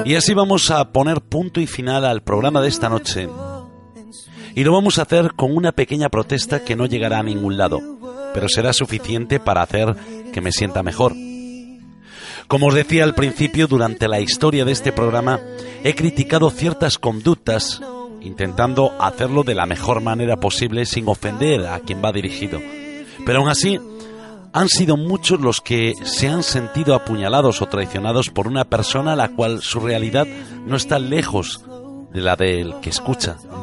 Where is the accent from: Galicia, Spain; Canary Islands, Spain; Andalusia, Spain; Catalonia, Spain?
Galicia, Spain; Nací y me crié en Galicia y me siento gallego, gallego hasta la médula